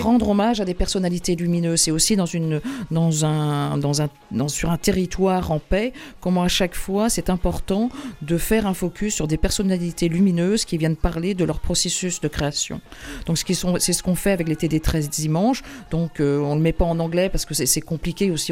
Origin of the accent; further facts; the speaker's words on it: Carhaix, Brittany, France; moved away; also born or lived in Huelgoat; moi je suis née à Carré